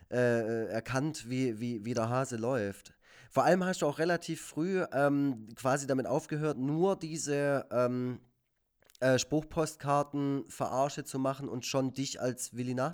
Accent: Baden-Württemberg, Germany; Ja, zum einen bin ich Schwabe und zum anderen halt der Typ, der Egon Forever macht.

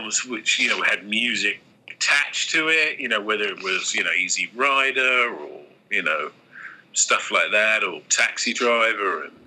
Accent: London, United Kingdom; I was born and raised in London

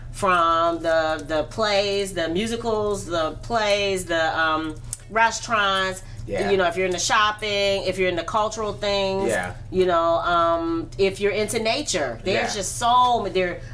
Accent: New York, United States; I'm from New York and I love New York

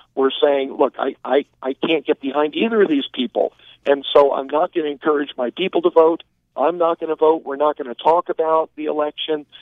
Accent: New York City, New York, United States; moved away; also born or lived in Texas; I was born in New York City

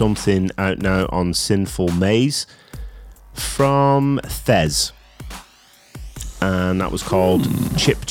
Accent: England, United Kingdom; I'm from England.

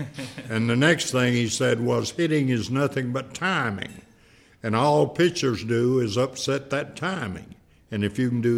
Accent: Rome, Georgia, United States; moved away; Well, I'm from Rome originally.

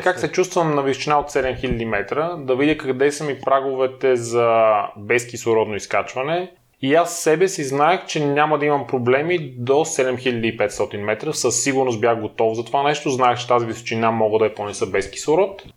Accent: Lom, Montana Province, Bulgaria; moved away as an adult; now in Sofia, Bulgaria; Аз живеех до 19 ти годишнина. Роден съм в София, но след това а, моите родители отново се преместят в Лом. Основното и средното ми образование беше в Лом.

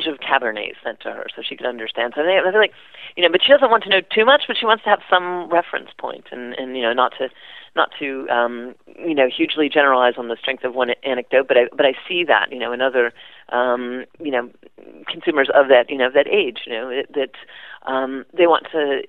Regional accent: Midwest, United States; also born or lived in the South, United States / Ireland; I grew up in the Midwest and a little bit in the South

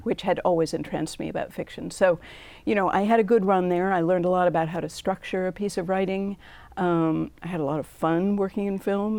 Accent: New England, United States; I grew up in New England

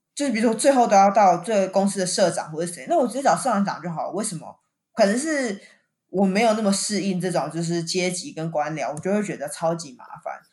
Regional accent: Taiwan; also born or lived in Japan; 我们都台湾人这么辛苦在日本上班

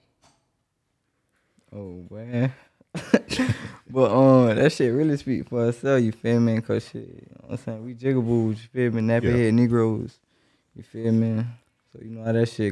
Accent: Jacksonville, Florida, United States; Straight out of Duval

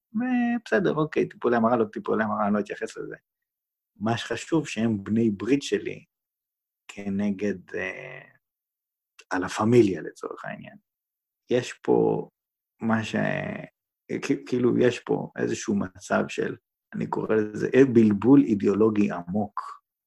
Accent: Jerusalem, Jerusalem District, Israel; moved away; בתור ירושלמי לשעבר

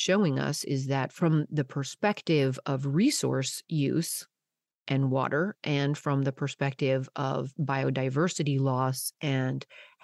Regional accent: Colorado, United States; moved away as an adult; now in California, United States; I was born and raised in Colorado

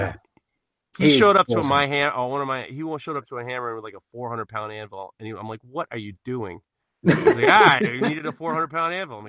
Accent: New York, United States; I'm from New York.

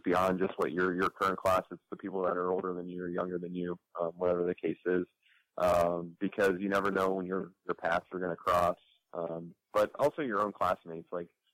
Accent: Columbus, Ohio, United States; moved away; also born or lived in Chicago; I'm from Columbus, Ohio

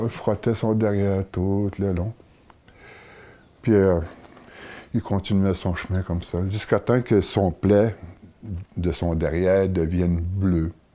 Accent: Atikamekw community, Quebec, Canada; je viens de la communauté de Waymond

